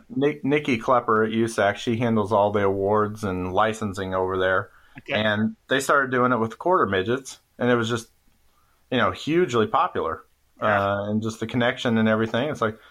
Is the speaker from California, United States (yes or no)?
no; Speedway, Indiana, United States; growing up in Speedway around the track